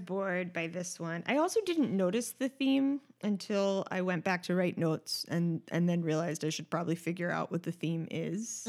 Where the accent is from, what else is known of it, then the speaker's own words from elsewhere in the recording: New York City, New York, United States; I grew up in Manhattan